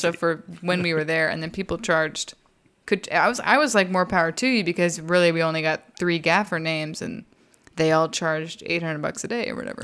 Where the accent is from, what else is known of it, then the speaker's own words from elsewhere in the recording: Texas, United States; I'm from Texas